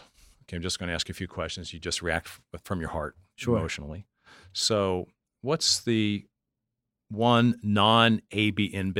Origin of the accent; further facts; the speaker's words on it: Pennsylvania, United States; Well, I grew up in Pennsylvania. When I was a young guy, I used to drink Rolling Rock.